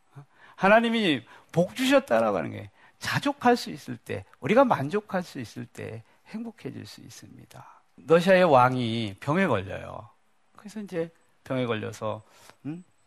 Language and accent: Korean; Daejeon, South Korea; 저 대전 촌놈이거든요.